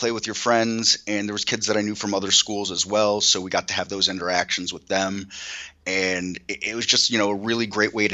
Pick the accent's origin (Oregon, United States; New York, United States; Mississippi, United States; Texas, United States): New York, United States; Lake George; I grew up in Lake George, New York